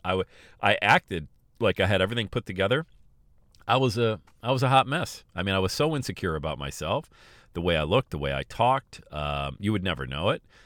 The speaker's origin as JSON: {"language": "English", "town": "Bradford", "region": "Pennsylvania", "country": "United States", "tie": "born or raised there", "moved": "yes", "said": "I was born and raised in Bradford, P"}